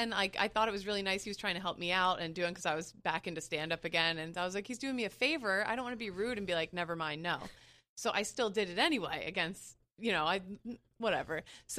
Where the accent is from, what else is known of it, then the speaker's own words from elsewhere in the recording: Lancaster, Pennsylvania, United States; now in New York City, United States; So I can be in my hometown.